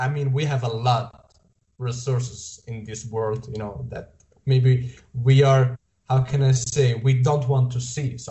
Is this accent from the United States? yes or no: no; Switzerland; you know that I'm Italian, but I was born and raised here in Switzerland